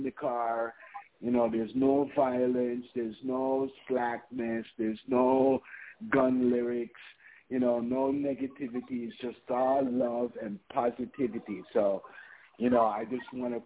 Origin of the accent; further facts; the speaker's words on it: Mandeville, Manchester Parish, Jamaica; also born or lived in Toronto, Canada; I'm from Mandeville, Manchester